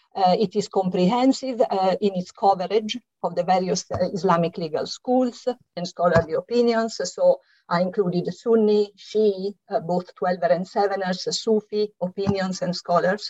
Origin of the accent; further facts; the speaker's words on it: Italy; accent: Italian; English is a second language; now in London, United Kingdom; as you can hear from my slight accent, I'm Italian, and it is here that I lived uh, through the exciting 1970s